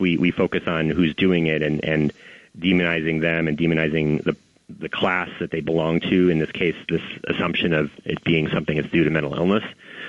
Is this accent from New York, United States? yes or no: yes; New York City, New York, United States; I mean, I'm a New Yorker. I ride the subway every day. I've ridden the subway, you know, since I was a child.